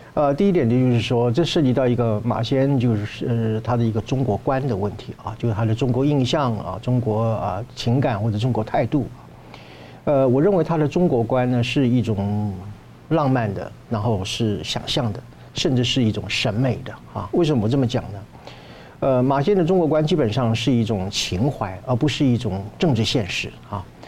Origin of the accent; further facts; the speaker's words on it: Taiwan; 我们台湾人